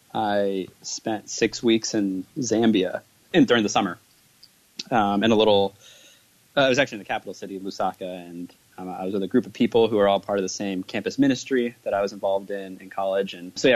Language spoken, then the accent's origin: English; Midwest, United States; also born or lived in New Jersey; the bulk of my life has been spent in the Midwest. I was actually born in New Jersey. I lived there for 4 years.